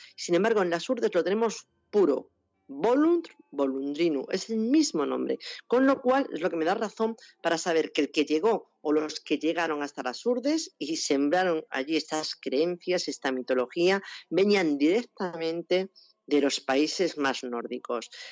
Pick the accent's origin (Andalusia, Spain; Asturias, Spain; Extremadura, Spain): Extremadura, Spain; cómo somos los extremeños